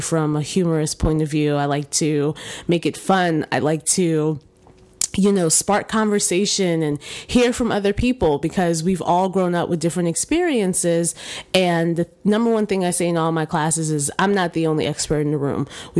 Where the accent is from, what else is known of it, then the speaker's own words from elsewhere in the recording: New York, United States; born there; Both of my parents actually are from Haiti and immigrated to the United States in the 80s, and I was born in New York.